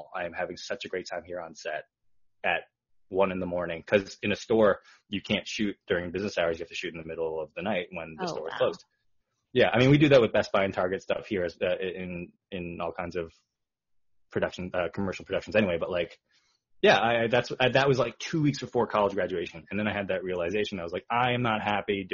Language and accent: English; Long Island, New York, United States; moved away as an adult; also born or lived in Queens, New York; now in Los Angeles, United States; I was born in Queens and then grew up in Long Island, New York